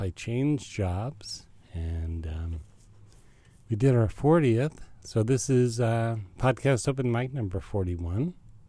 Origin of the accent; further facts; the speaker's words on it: New York suburbs, United States; moved away as an adult; now in Maine, United States; I'm a transplant from New York. I was from the burbs.